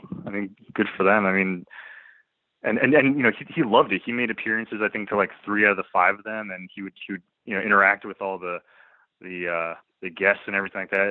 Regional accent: New Jersey, United States; now in Rhode Island, United States; I grew up in North Jersey

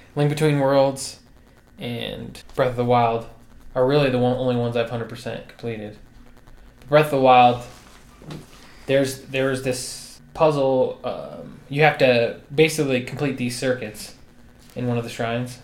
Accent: United States; I'm American

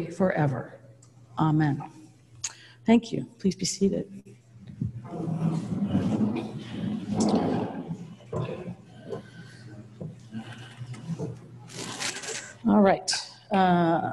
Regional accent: Napa, California, United States; I grew up here in Browns Valley.

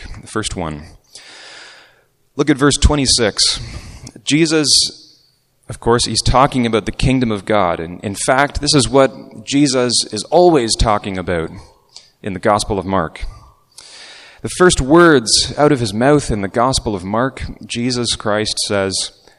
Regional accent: Markham, Ontario, Canada; I was growing up in Markham

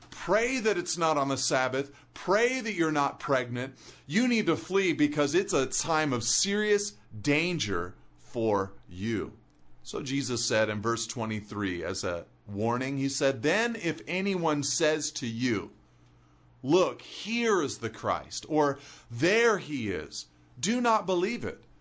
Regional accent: California, United States; I'm a Californian

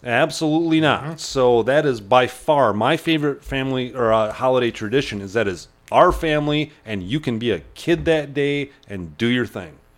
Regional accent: Chautauqua, United States; I grew up in Chautauqua and we did not have family around.

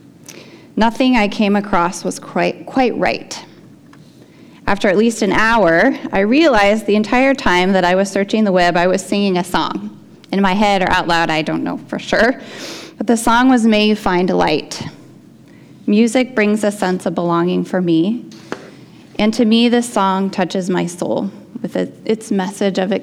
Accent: Portland, United States; I grew up in Portland.

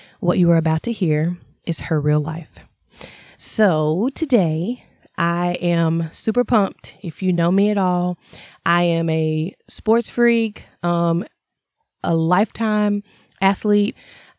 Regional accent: North Carolina, United States; I'm a Tar Heel for life because I'm from North Carolina.

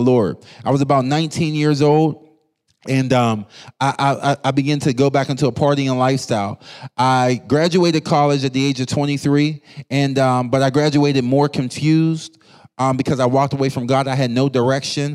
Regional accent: Pittsburgh, Pennsylvania, United States; I grew up in Pittsburgh, Pennsylvania, going to church my whole life.

